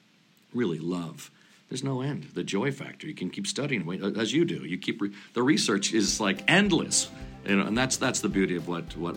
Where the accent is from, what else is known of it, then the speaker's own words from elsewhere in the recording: Sierra Madre, California, United States; where I grew up in Sierra Madre, California, near Pasadena.